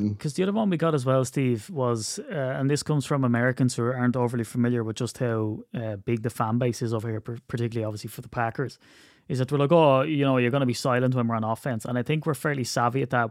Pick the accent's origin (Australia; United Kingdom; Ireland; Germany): Ireland; I'm Irish